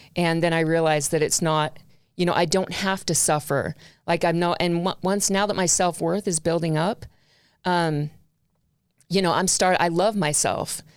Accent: Long Beach, California, United States; I was born in Long Beach, California

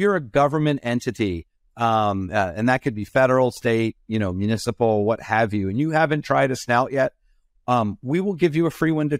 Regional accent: Pennsylvania, United States; I grew up in Pennsylvania outside of Philadelphia, and Philadelphia is actually the home to the Stetson Hat Company.

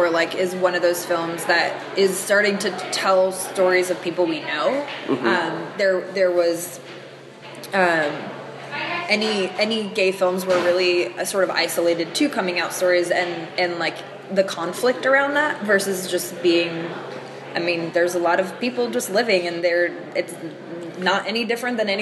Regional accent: New Hampshire, United States; I'm from New Hampshire

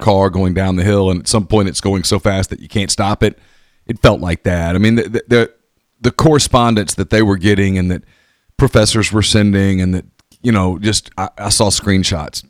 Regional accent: United States; I'm an American

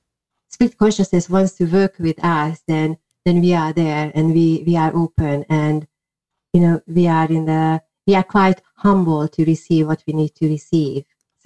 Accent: Hungary; English is a second language; well, I was born in Hungary, people could not really do things like that openly.

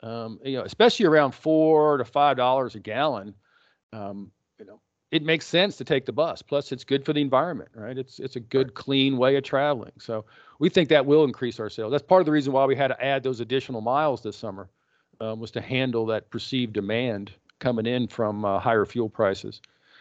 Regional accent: Texas, United States; we grew up in West Texas.

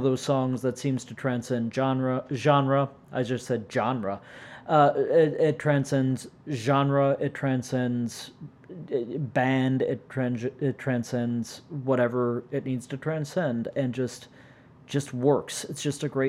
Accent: St. Louis, Missouri, United States; I'm from St. fucking Louis

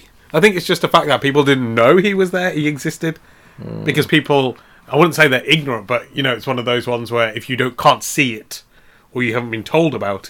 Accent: England, United Kingdom; we're English

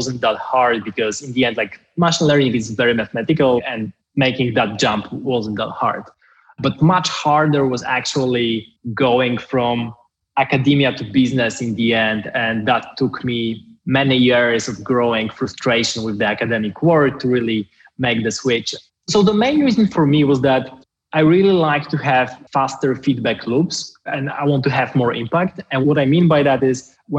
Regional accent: Poland; moved away as an adult; also born or lived in Paris / Oxford; in my home country, in a place where I was born

